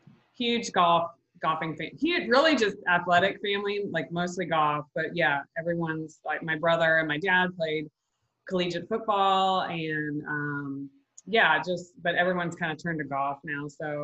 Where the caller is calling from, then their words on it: Jacksonville, Florida, United States; I'm from Florida.